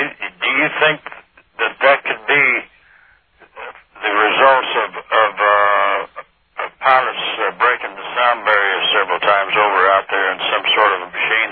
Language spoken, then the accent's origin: English; Bakersfield, California, United States; also born or lived in Las Vegas; I was born in Bakersfield, and then I started coming to Vegas as early as about 1953, and worked there and lived there for one year, 61 to 62